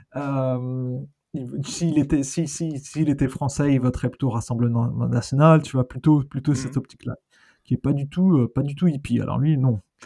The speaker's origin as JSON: {"language": "French", "country": "France", "also_born_or_lived": "London", "moved": "as an adult", "lives_now": "Australia", "said": "être français, je suis australien aussi maintenant"}